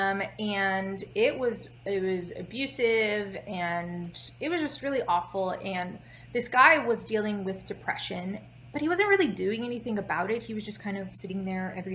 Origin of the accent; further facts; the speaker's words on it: Houston, Texas, United States; Born and raised in Houston, Texas